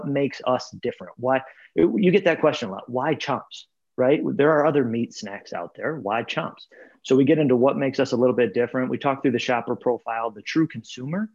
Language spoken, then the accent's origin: English; Michigan, United States; moved away as an adult; also born or lived in Columbus / Minneapolis / Tampa / Cleveland; now in Cincinnati, United States; I grew up in Michigan